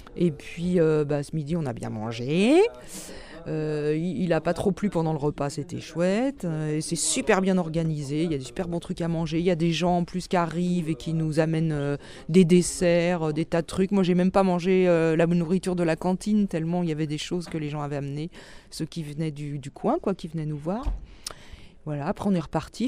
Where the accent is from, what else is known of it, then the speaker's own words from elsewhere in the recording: Paris, Île-de-France, France; moved away as an adult; also born or lived in Brittany; je suis parisienne d'origine. j'ai quitté Paris en 88.